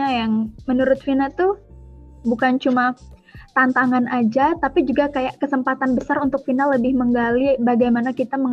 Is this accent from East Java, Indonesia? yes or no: no; Lampung, Indonesia; asal aku dari Lampung Barat, Provinsi Lampung.